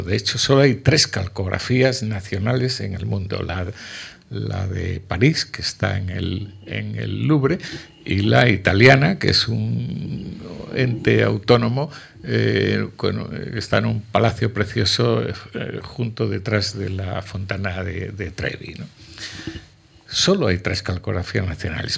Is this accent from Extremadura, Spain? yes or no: yes; La Vera, Cáceres, Extremadura, Spain; a cuatro kilómetros de mi pueblo